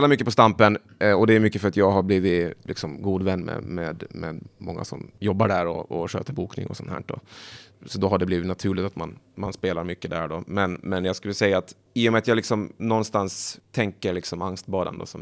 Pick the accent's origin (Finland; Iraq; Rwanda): Finland; Åland; Jag kommer från Åland, ja. Precis.